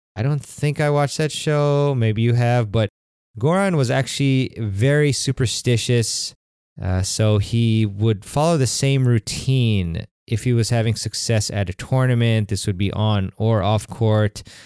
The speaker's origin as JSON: {"language": "English", "country": "United States", "said": "I'm American"}